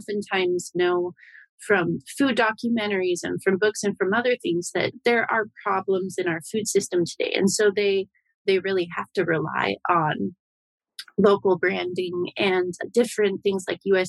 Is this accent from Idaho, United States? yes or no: yes; Idaho, United States; the West, which is where I grew up in Idaho